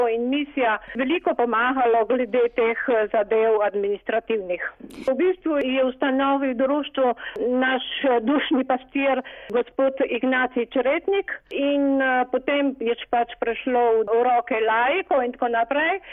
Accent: Slovenia; now in Paris, France; smo Slovenci

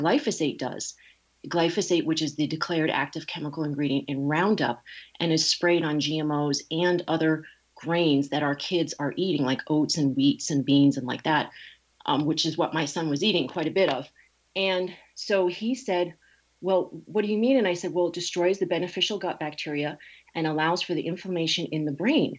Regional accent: Connecticut, United States; moved away as an adult; also born or lived in New York City; now in California, United States; I was raised in Connecticut. I've been out here in California for 20 years.

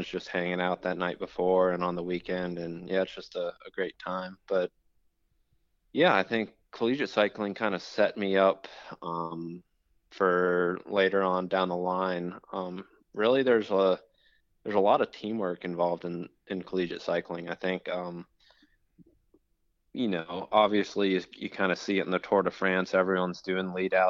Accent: Richmond, Virginia, United States; I was from Richmond. So, you know, it's kind of my hometown race

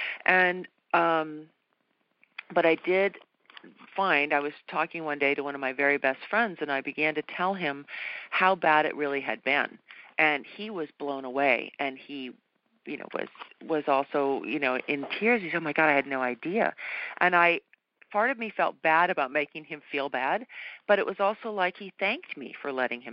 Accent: New England, United States; moved away; I was brought up, I'm from New England originally

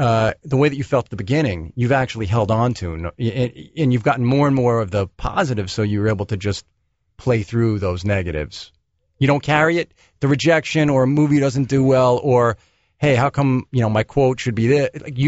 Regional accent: New York, United States; Well, I'm a New Yorker, so when I'm in L.A. driving around

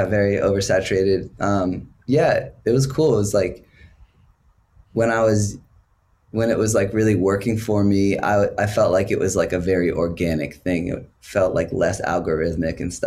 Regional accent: Portland, Maine, United States; moved away as an adult; also born or lived in Chicago; I moved to Chicago after I left my hometown in Maine, Portland, Maine

